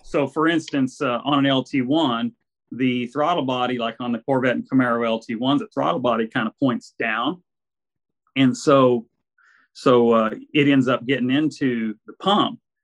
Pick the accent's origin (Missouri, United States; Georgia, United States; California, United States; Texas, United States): Texas, United States; Arlington; moved away as an adult; now in San Antonio, United States; I grew up in Arlington, Texas, and I was always a gearhead up there